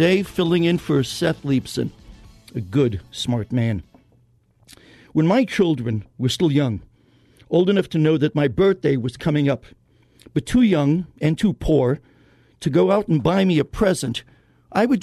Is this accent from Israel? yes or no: yes; Israel; I was born in Israel